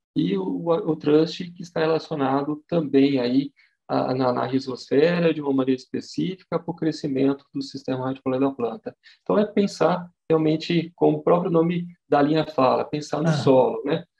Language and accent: Portuguese; Jabuticabal, São Paulo, Brazil; eu sou natural aqui de Jabuticabal, né?